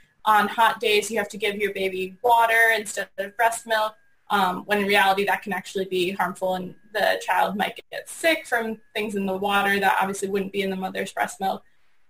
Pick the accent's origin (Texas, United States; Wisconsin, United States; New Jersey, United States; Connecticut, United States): Connecticut, United States; moved away; also born or lived in Boston; I was born in Connecticut, went to school in Boston